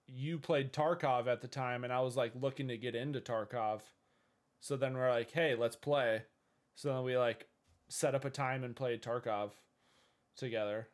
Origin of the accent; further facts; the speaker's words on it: Minnesota, United States; I'm from Minnesota in the U S of A. Uh, I've lived here all my life